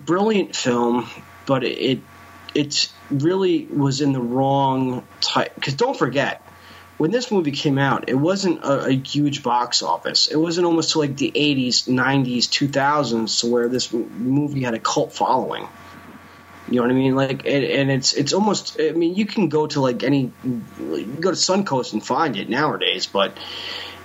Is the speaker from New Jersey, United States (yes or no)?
yes; New Jersey, United States; I'm from Jersey